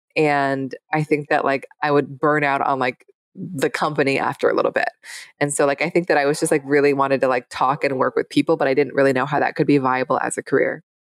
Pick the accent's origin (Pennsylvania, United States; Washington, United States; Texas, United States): Washington, United States; Seattle; I grew up in Seattle.